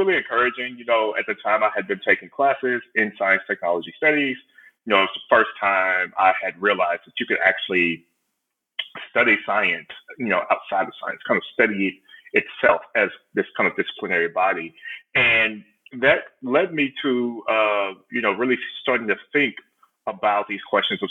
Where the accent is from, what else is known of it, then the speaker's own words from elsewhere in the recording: Houston, Texas, United States; moved away; I'm originally from Houston, Texas, or right outside of Houston, Texas